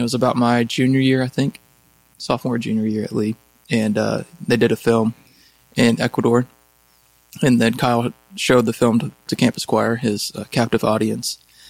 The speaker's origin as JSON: {"language": "English", "country": "Japan", "second_language": "English", "said": "my origin, I'm Japanese, so I come from Japan."}